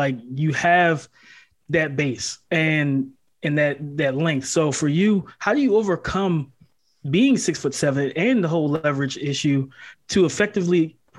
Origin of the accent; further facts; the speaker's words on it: the South, United States; I'm from the South, so I totally understand exactly where you're coming from.